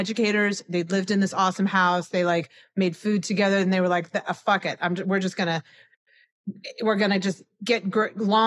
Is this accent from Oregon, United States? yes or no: no; Cleveland, Ohio, United States; my family is more like the cheapest private education in Cleveland, you know, and I grew up in Ohio